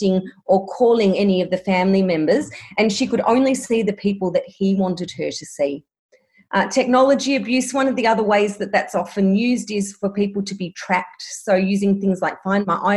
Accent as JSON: {"language": "English", "town": "Melbourne", "region": "Victoria", "country": "Australia", "said": "I'm from Melbourne and I'm still in lockdown at the moment"}